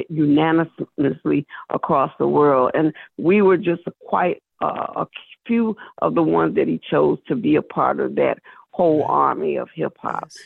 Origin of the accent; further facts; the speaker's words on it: South Carolina, United States; I'm from South Carolina